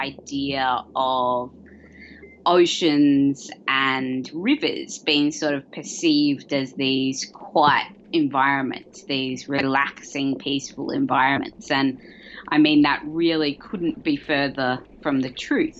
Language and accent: English; Australia; I'm an Australian sound artist and researcher